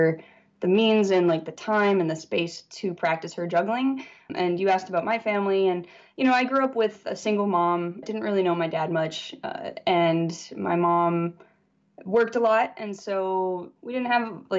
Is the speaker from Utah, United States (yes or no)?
yes; Salt Lake City, Utah, United States; moved away as an adult; now in Los Angeles, United States; I grew up in Salt Lake City, Utah